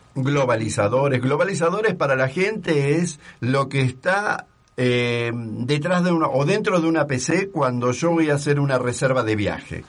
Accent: Argentina; now in Mexico; como argentino

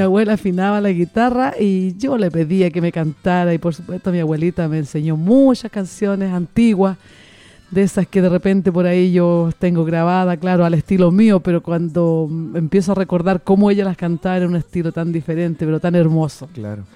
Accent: Constitución, Maule, Chile; de la localidad de donde soy yo, que es de Constitución, Constitución la perla del Maule

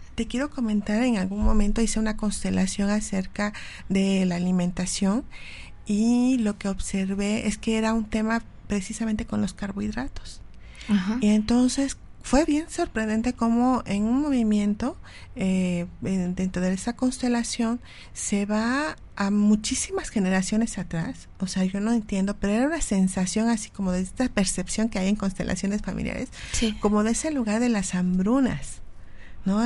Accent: Mexico

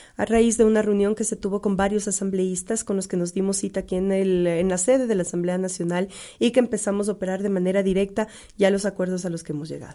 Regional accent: Ecuador

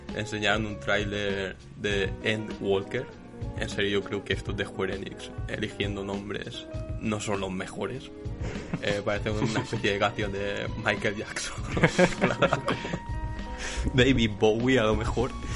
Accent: Badalona, Catalonia, Spain; soy de, de Badalona

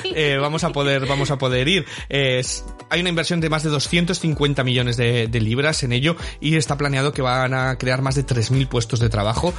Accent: Valladolid, Castile and León, Spain; now in Manchester, United Kingdom; yo soy de Valladolid.

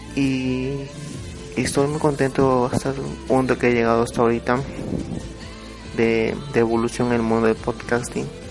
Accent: Oaxaca, Mexico; soy de México, soy de Oaxaca

